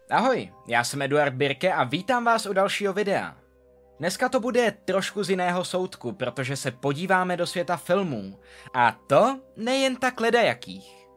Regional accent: Czechia; U nás v Čechách

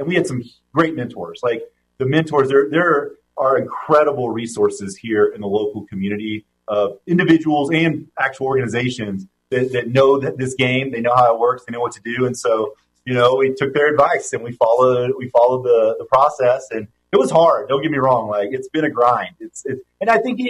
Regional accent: Reno, Nevada, United States; moved away as an adult; I was raised in Reno. My family was from here

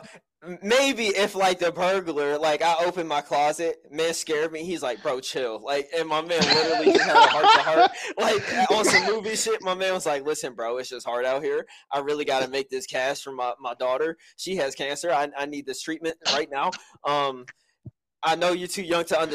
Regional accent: United States; As an American

